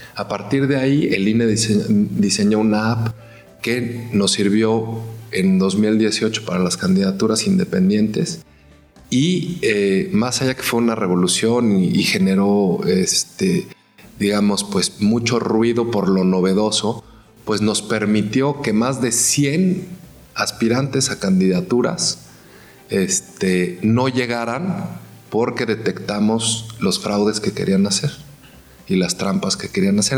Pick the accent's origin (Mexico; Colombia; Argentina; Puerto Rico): Mexico